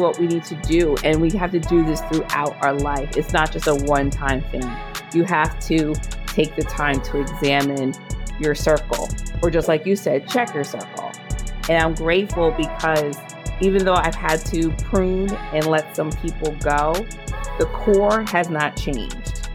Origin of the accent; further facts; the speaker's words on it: Monmouth County, New Jersey, United States; my hometown in Monmouth County, New Jersey.